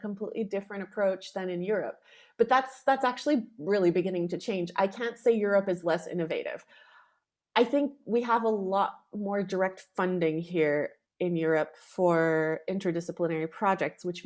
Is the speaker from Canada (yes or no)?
yes; Canada; moved away as an adult; also born or lived in Poland; now in Austria; My parents both originally come from Poland. They're Polish Canadian, and I was raised speaking Polish, English, and then French